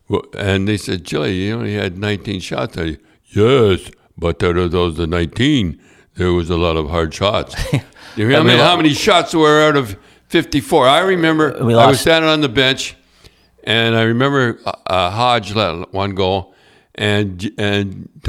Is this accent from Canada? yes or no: yes; Canada; born there; Now, I was born in Canada.